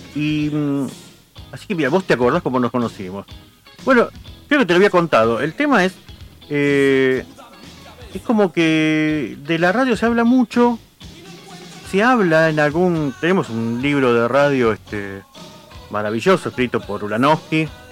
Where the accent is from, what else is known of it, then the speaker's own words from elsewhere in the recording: Quilmes, Buenos Aires Province, Argentina; soy de Quilmes